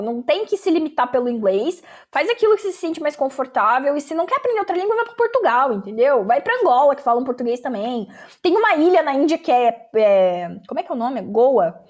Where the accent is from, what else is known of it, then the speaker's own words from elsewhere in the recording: Brazil; eu estudo na universidade tal e eu sou brasileira.